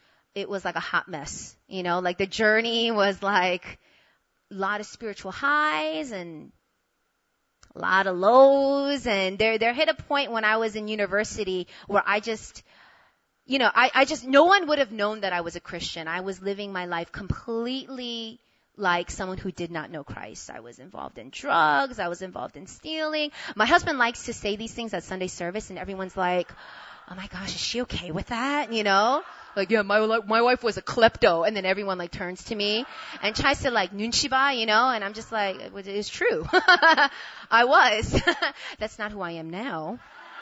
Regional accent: New York, United States; moved away as an adult; also born or lived in Korea; now in South Korea; I'm from New York, so my whole life I didn't want to go anywhere except stay in New York

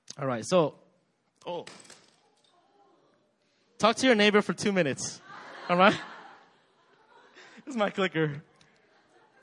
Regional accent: United States; I grew up in America

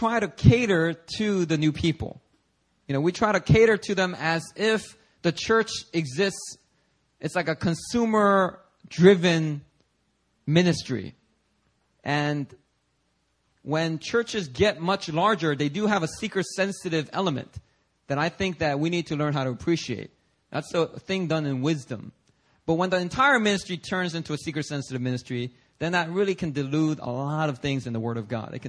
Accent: Philadelphia, Pennsylvania, United States; also born or lived in New York City, United States; now in Seoul, South Korea; when I was growing up in Philadelphia

